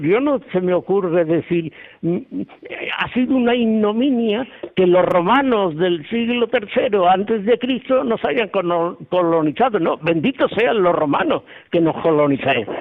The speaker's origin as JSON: {"language": "Spanish", "region": "Andalusia", "country": "Spain", "said": "yo siempre decía, lo primero, europeo, y después español, y después andaluz."}